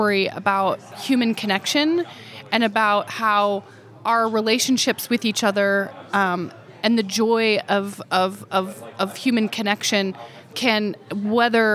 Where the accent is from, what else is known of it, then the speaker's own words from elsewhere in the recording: northeastern Oklahoma, United States; moved away; also born or lived in Stillwater, Oklahoma / Missouri; I grew up kind of on the border of northeastern Oklahoma and Missouri